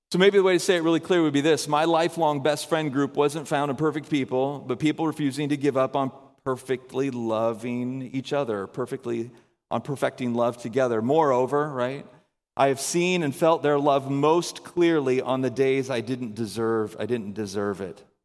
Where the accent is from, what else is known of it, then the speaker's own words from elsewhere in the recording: the South, United States; moved away; we're all from the South, so we all have big families.